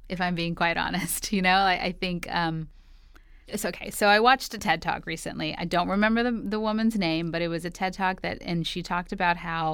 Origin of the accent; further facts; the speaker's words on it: New York, United States; I'm from New York